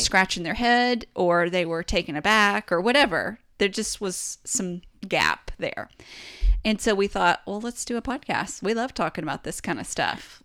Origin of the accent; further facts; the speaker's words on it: East Tennessee, United States; we came from East Tennessee